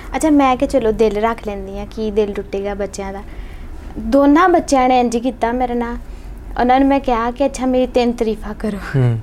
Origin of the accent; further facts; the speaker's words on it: Faisalabad, Punjab, Pakistan; ਅਸੀਂ ਫੈਸਲਾਬਾਦ ਦੀ ਹੈ